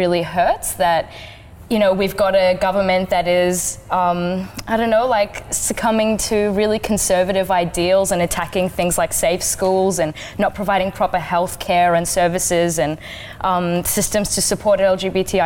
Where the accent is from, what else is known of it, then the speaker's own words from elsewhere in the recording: Kurdistan Region, Iraq; now in Australia; originally a refugee from Iraq. I'm Kurdish